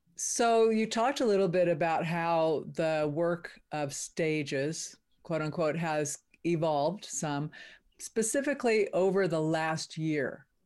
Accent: California, United States; moved away; also born or lived in Nevada; I grew up in California

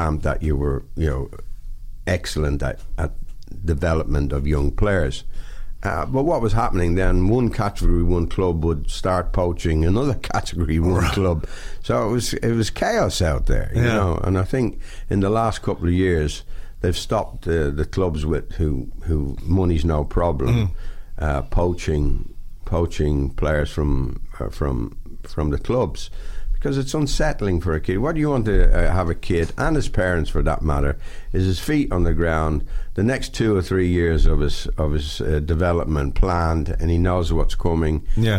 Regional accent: Dublin, Leinster, Ireland; moved away as an adult; also born or lived in London / Italy

